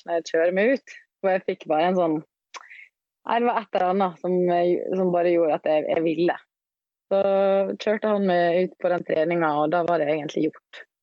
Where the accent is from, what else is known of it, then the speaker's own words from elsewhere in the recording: Ålesund, Møre og Romsdal, Norway; now in Oslo, Norway; Jeg bor eh, på Majorstua i Oslo, men jeg kommer fra Ålesund.